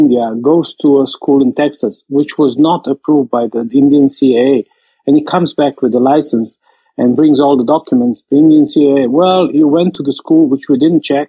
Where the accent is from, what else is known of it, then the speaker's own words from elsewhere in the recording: Croatia; English is a second language; I'm coming from Croatia and currently I'm flying.